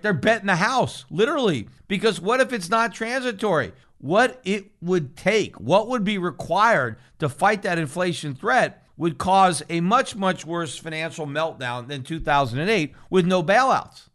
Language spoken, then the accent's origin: English; United States; as an American citizen